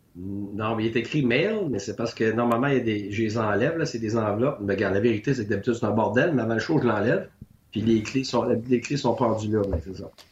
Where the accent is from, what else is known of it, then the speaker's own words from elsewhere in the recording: Quebec, Canada; moved away; Je suis parti du Québec pendant 10 ans.